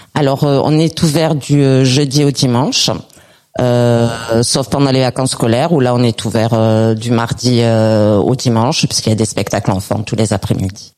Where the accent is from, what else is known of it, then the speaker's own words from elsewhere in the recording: Perpignan, Occitania, France; chez nous à Perpignan